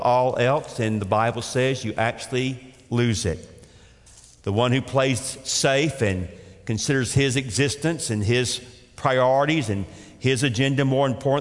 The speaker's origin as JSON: {"language": "English", "town": "Atlanta", "region": "Georgia", "country": "United States", "tie": "born or raised there", "said": "I grew up again in Atlanta, Georgia"}